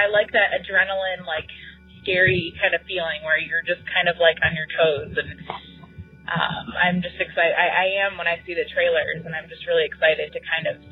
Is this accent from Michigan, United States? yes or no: yes; Michigan, United States; I'm from Michigan